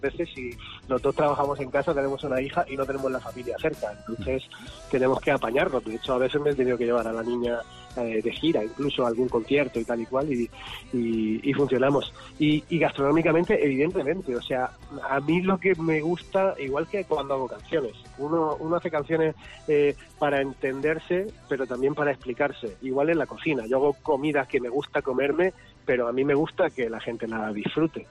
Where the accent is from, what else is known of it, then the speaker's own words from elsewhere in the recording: Region of Murcia, Spain; now in Madrid, Spain; vivo en Madrid y soy murciano